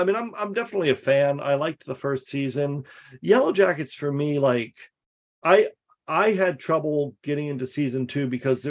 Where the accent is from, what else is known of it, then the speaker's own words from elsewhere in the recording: New Jersey, United States; moved away; I grew up in New Jersey